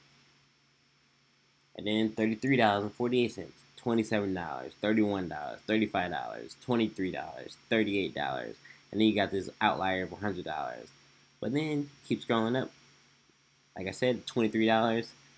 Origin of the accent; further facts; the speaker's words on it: Omaha, Nebraska, United States; I'm from Omaha, Nebraska